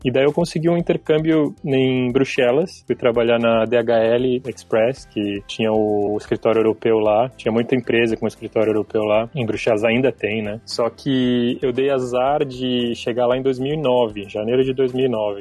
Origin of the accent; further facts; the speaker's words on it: São Paulo, Brazil; moved away as an adult; also born or lived in Australia / Stockholm, Sweden / London, United Kingdom / Berlin, Germany; Eu sou de São Paulo, nascido e cresci na capital